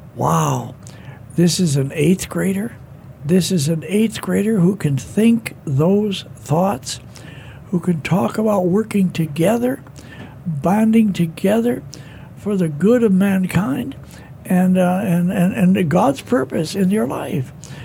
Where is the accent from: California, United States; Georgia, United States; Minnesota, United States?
Minnesota, United States; Now listen, you're from China, and I'm from Minnesota.